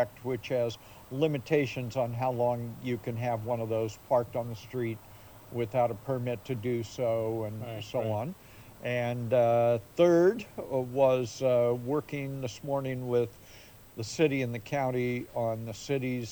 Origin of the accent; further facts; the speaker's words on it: San Jose, California, United States; now in Santa Cruz, United States; when I was growing up in San Jose, going to San Jose State